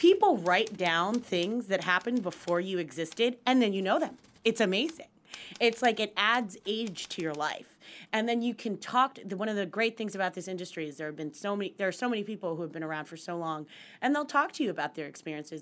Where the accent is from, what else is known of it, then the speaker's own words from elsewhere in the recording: United States; moved away as an adult; also born or lived in West Virginia / Pennsylvania / New York City; now in New York, United States; I grew up in West Virginia, in central Pennsylvania